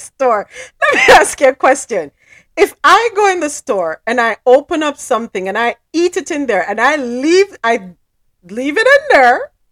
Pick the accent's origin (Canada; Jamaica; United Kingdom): Jamaica; I'm Jamaican